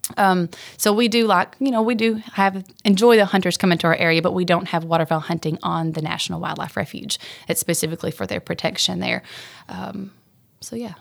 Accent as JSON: {"language": "English", "town": "Fulton", "region": "Kentucky", "country": "United States", "tie": "born or raised there", "moved": "as an adult", "lives_now": "South Fulton, United States", "said": "I grew up in Fulton, Kentucky, and then I got married, moved across the state line to Tennessee, so now I'm in South Fulton, Tennessee"}